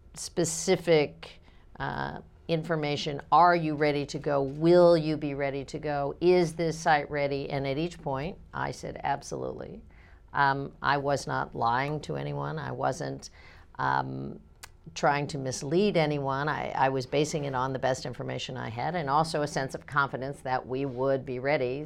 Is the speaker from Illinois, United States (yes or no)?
no; Kansas, United States; I'm a Democrat from Kansas